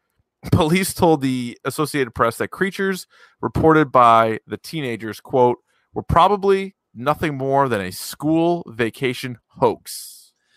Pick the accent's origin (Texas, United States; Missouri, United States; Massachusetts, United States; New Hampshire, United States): New Hampshire, United States; growing up in New Hampshire